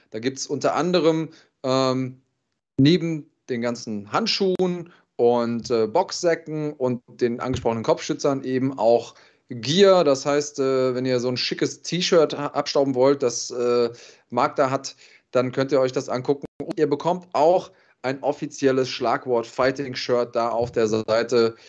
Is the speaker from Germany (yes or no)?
yes; Germany; bei uns in Deutschland